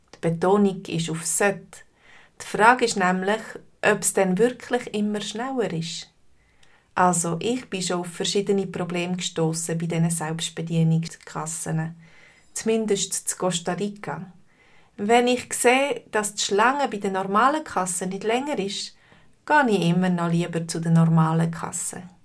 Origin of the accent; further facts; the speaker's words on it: Switzerland; bei uns in der Schweiz